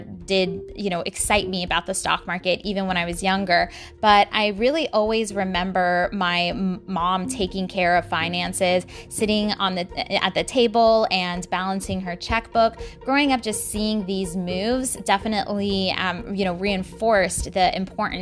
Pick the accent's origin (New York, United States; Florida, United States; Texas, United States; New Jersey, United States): Texas, United States; San Antonio; I'm from San Antonio, Texas